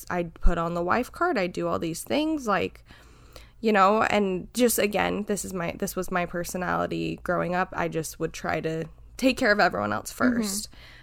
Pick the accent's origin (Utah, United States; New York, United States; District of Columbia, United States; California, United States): Utah, United States; moved away; we grew up in Utah.